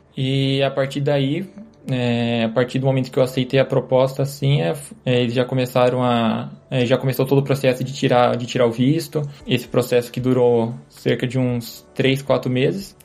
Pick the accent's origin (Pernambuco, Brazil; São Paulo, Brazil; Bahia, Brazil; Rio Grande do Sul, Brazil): São Paulo, Brazil; Bauru; moved away as an adult; now in Manchester, United Kingdom; eu sou nascido e, nascido e criado na, na cidade de Bauru, no interior de São Paulo